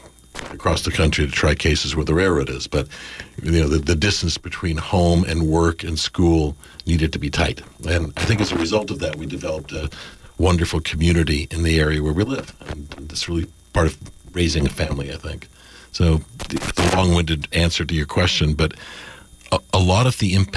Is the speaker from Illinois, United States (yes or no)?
no; Los Angeles, California, United States; We grew up in the San Fernando Valley in Los Angeles